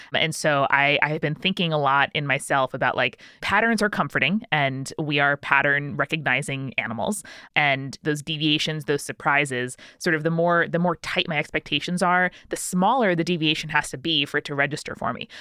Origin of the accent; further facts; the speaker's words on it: Long Island, New York, United States; Julia and I grew up outside New York City in a, a very sleepy Long Island suburb